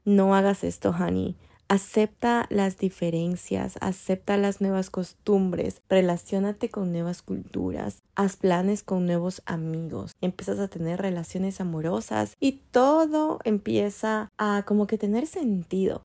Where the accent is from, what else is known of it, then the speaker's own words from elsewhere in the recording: Ecuador; moved away as an adult; now in Vancouver, Canada; en Ecuador